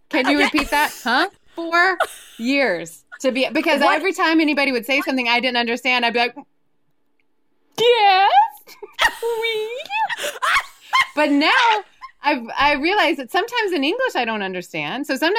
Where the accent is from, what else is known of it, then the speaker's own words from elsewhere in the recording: Birmingham, Alabama, United States; accent: Southern; moved away as an adult; also born or lived in Winnipeg, Manitoba; now in Quebec, Canada; growing up in Alabama